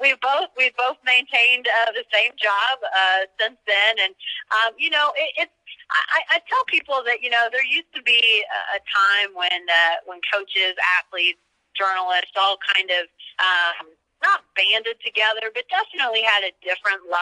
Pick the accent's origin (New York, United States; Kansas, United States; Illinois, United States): Kansas, United States; Clay Center; moved away as an adult; now in Oklahoma, United States; Grew up in the farming country in Kansas, out in Clay Center is my hometown